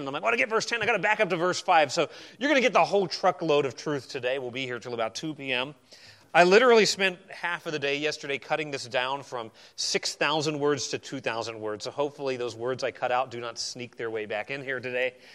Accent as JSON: {"language": "English", "region": "Arizona", "country": "United States", "tie": "born or raised there", "moved": "yes", "said": "I grew up in Arizona"}